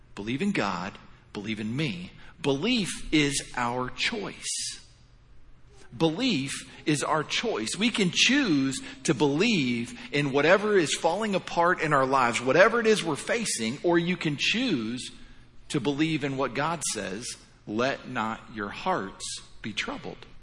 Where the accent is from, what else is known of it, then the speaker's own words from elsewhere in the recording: Indiana, United States; moved away as an adult; now in Florida, United States; originally I'm born and raised in Indiana